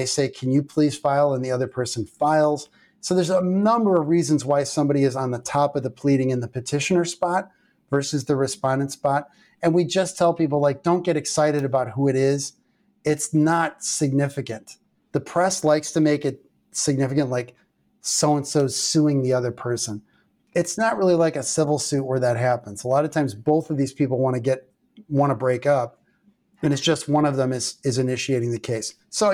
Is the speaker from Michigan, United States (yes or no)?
no; Columbus, Georgia, United States; born there; I was born in Columbus, Georgia, Fort Benning.